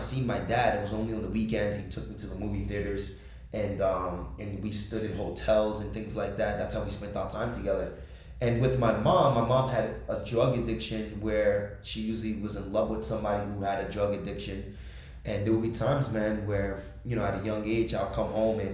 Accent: Jersey City, New Jersey, United States; I was born and raised in Jersey City, New Jersey

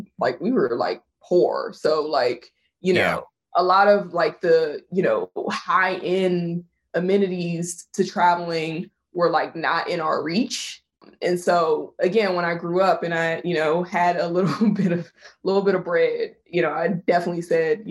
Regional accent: Virginia, United States; I grew up in Virginia

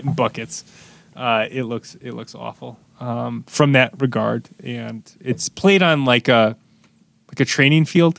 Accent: United States; an American soccer fan

